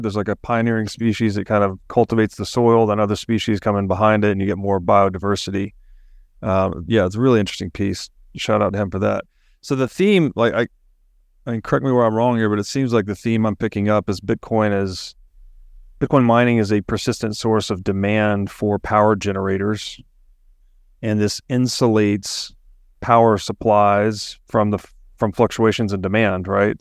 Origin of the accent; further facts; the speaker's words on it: Chattanooga, Tennessee, United States; I grew up in Chattanooga, Tennessee